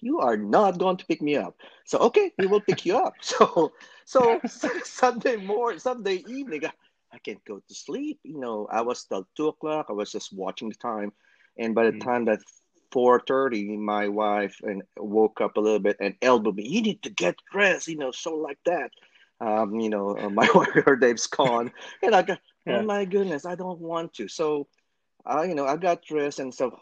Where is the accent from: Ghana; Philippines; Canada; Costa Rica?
Philippines; moved away; I'm from the Philippines and I'm a physical therapist